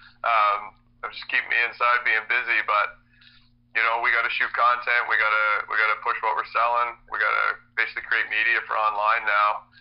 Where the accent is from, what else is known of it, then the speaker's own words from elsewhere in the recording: the Valley, Nova Scotia, Canada; We're all from the Valley.